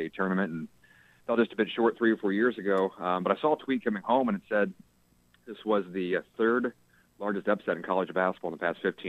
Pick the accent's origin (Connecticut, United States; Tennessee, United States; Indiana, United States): Indiana, United States; Mount Vernon; also born or lived in Bowling Green, Kentucky; Grew up in the Evansville area, went to Mount Vernon High School, then graduated from USI